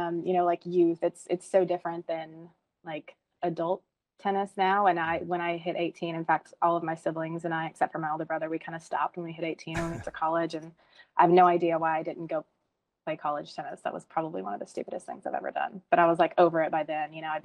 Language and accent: English; Hot Springs, Arkansas, United States; also born or lived in Mississippi; I am from Hot Springs, Arkansas, and that is where Vulcan is based out of.